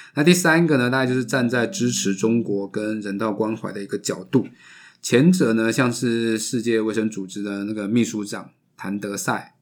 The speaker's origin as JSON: {"language": "Chinese", "country": "Taiwan", "said": "我台湾人"}